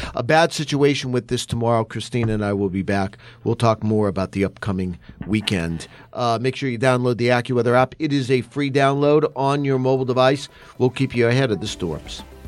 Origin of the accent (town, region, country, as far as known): Beaver Meadows, Pennsylvania, United States; born or raised there